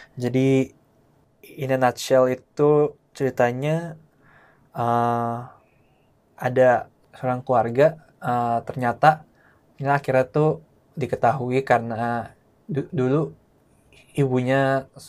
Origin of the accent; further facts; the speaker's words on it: Indonesia; orang Indo keturunan Tionghoa